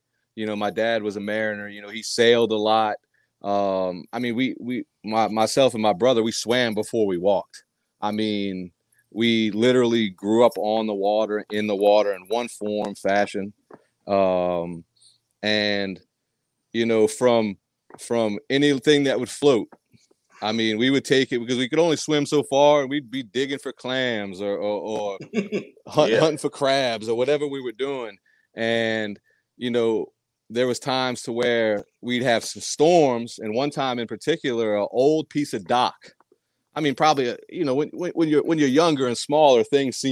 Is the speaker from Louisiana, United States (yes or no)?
yes; New Orleans, Louisiana, United States; also born or lived in Providence, Rhode Island; But we moved to Louisiana when I was 9.